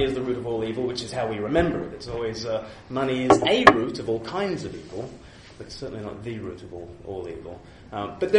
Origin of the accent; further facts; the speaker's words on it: Australia; now in England; I'm from Australia